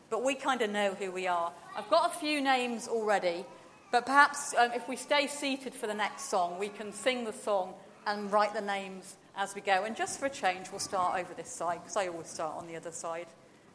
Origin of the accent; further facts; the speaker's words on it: Glasgow, Scotland, United Kingdom; And I said, well, you know, despite the accent, I'm from Glasgow.